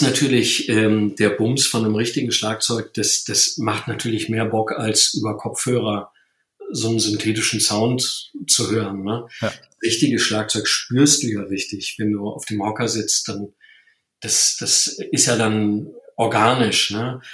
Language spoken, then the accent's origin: German; Rhineland, Germany; ich bin ja aus dem Rheinland